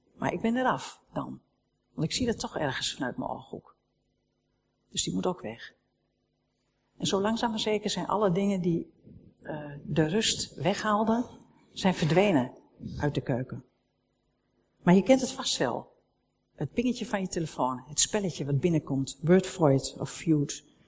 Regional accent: Netherlands; we zijn Nederlanders

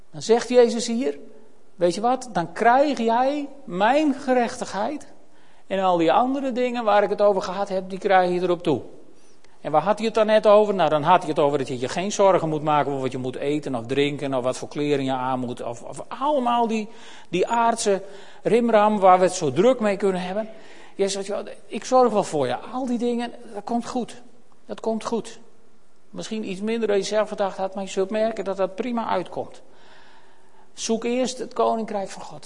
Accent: Netherlands; we Nederlanders

